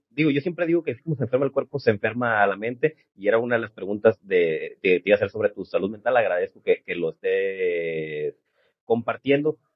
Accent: Los Mochis, Sinaloa, Mexico; moved away; llegaba en diciembre a los mochis de donde soy yo

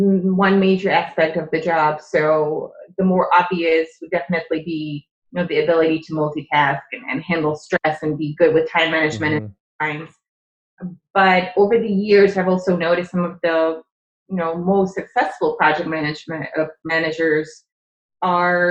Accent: Czechia; English is a second language; moved away; I'm from the Czech Republic. Okay. So my father's Czech

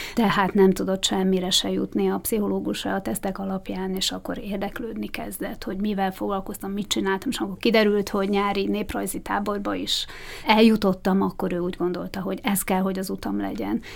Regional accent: Bratislava, Bratislava Region, Slovakia; Tehát oda jártam általános iskolába is, óvodába is, az egész gyerekkorom Bozson kötődik

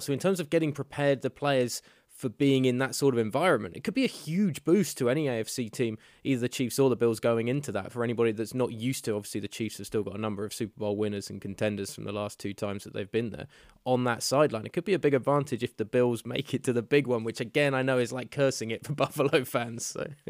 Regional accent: United Kingdom; we're British

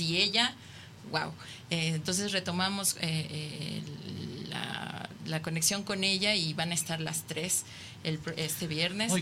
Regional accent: Mexico; somos mexicanos

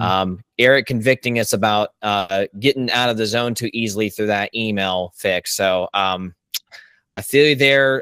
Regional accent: Richmond Hill, Georgia, United States; Richmond Hill, Georgia, um, my hometown

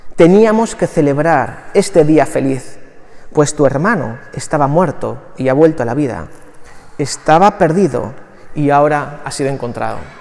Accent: Barakaldo, Basque Country, Spain; todo conciudadano de Baracaldo

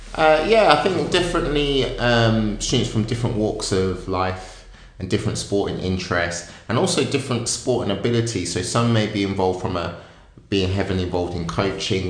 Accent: Wellingborough, East Midlands, United Kingdom; where I grew up in Northamptonshire, in Wellingborough

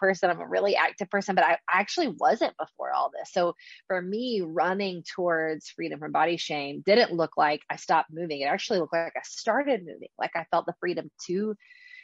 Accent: Charleston, South Carolina, United States; I'm from Charleston, South Carolina

